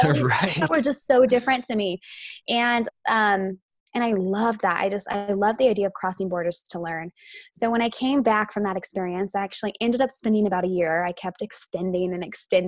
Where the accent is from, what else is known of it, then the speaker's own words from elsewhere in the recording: Idaho, United States; I'm from Idaho.